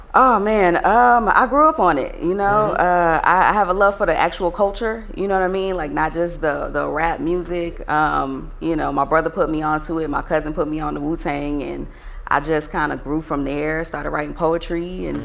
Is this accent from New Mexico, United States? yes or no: no; Lithonia, Georgia, United States; also born or lived in Atlanta; I'm a Grady baby, but I grew up in Lithonia